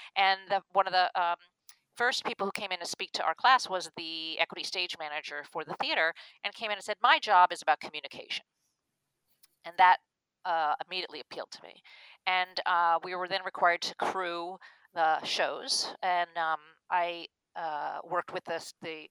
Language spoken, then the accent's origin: English; Long Island, New York, United States; moved away as an adult; also born or lived in Chapel Hill, North Carolina; I grew up on Long Island, New York